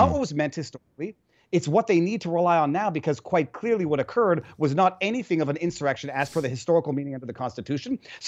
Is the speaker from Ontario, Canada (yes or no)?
no; Quebec, Canada; now in United States; I'm from Quebec.